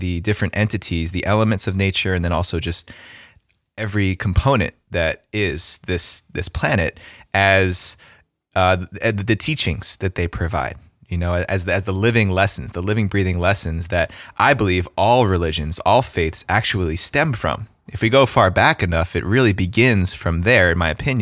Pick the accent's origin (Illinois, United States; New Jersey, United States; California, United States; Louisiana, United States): New Jersey, United States; I grew up in New Jersey